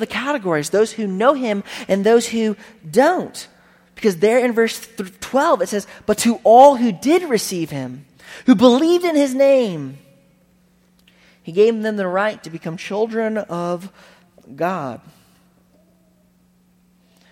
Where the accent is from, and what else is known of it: United States